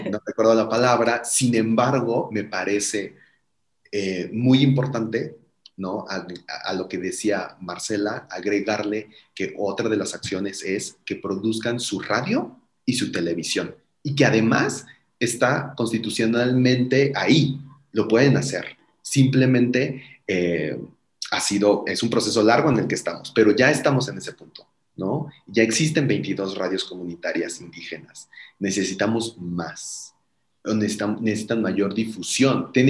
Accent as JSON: {"language": "Spanish", "country": "Mexico", "said": "que pensemos como ciudadanos mexicanos en dónde estamos, en dónde estamos parados frente a este tema"}